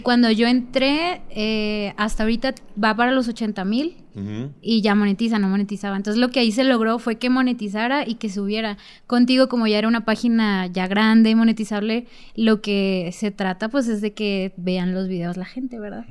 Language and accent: Spanish; Sinaloa, Mexico; moved away; yo vengo de Sinaloa. Yo trabajaba en Culiacán